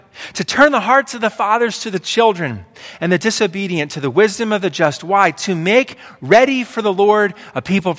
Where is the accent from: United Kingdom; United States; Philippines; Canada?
United States; Pennsylvania; I grew up in Pennsylvania. My whole life I've lived in Pennsylvania